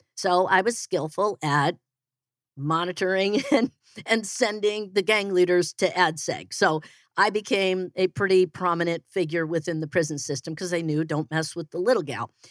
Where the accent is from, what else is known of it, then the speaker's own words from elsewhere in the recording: Naperville, Illinois, United States; moved away as an adult; also born or lived in Denver, Colorado; now in Phoenix, United States; I am originally from Chicago. I like to say I'm from Chicago. It just sounds really cool. Uh, I'm actually from Naperville.